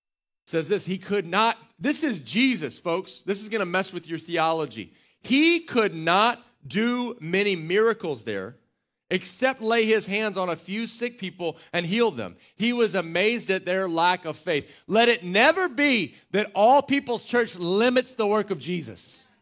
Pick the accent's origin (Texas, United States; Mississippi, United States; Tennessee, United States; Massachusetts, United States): Texas, United States; Waco; I'd say Waco, people go, ugh. I finally just said, I'm from Central Texas.